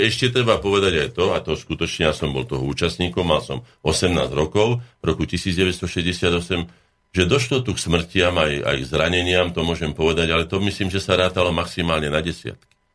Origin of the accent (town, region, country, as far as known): Slovakia